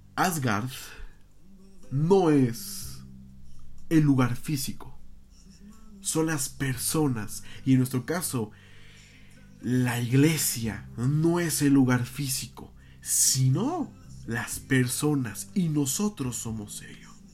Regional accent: Mexico; como mexicanos

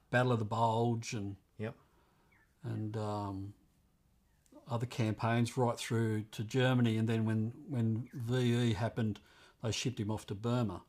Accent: Wentworthville, New South Wales, Australia; also born or lived in England / Blue Mountains; now in Bathurst, Australia; I grew up in Wentworthville

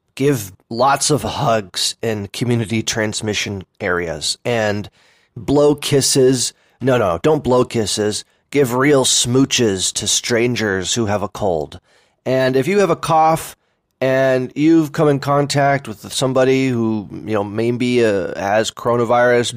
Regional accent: Oakland, California, United States; also born or lived in Berkeley / San Francisco; I grew up in Oakland, by the way, you know, um, Oakland and Berkeley

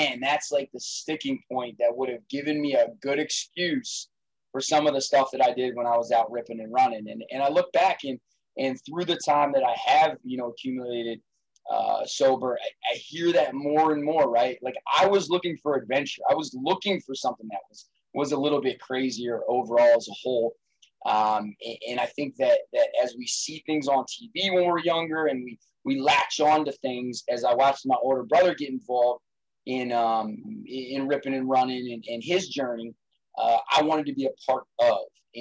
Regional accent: Allentown, Pennsylvania, United States; also born or lived in Johnstown, Pennsylvania; I grew up in South Allentown in a relatively normal family

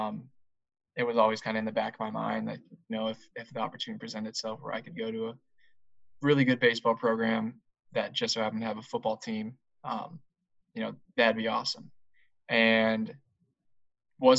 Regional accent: Southern California, United States; I born and raised in Southern California

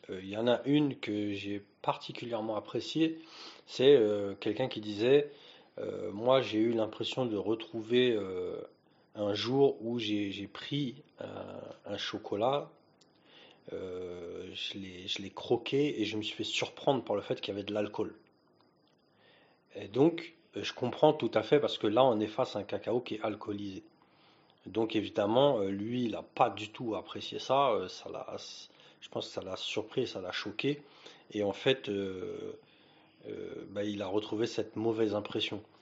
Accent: France; Et quand on parle de cacao, en tant que Français, euh, on a des attentes.

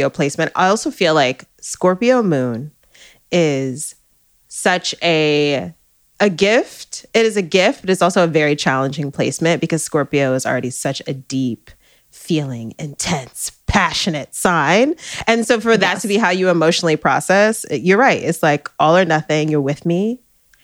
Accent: New York City, New York, United States; We're from uptown

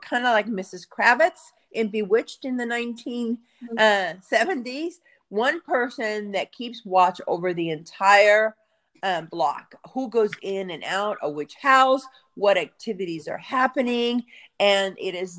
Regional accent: Cuba; now in United States; I was born in Cuba. My family escaped communism in 1967. We came to the United States as Cuban refugees

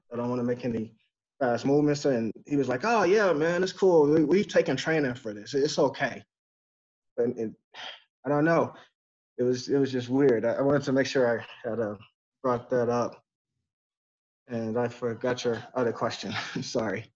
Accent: Texas, United States; also born or lived in Detroit, Michigan; I was born in Detroit, but you know I left there when I was two, and spent the most in Texas.

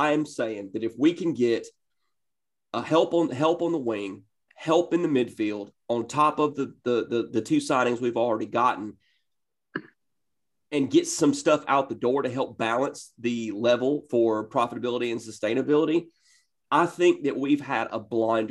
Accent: Northeast Georgia, United States; I grew up in Northeast Georgia

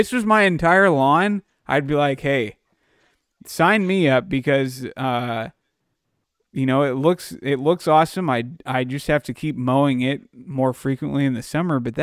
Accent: Dallas, Texas, United States; moved away; the house I grew up in down in Dallas

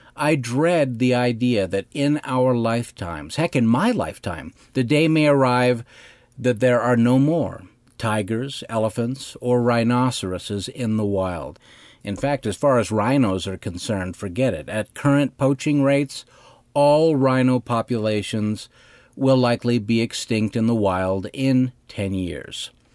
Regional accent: Cody, Wyoming, United States; I grew up in Cody, Wyoming, a city founded by Buffalo Bill

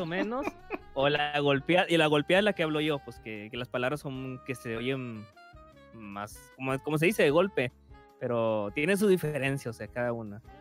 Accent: northern Mexico, Mexico; accent: norteño; soy del norte de México. Al norte de México hablamos más golpeado.

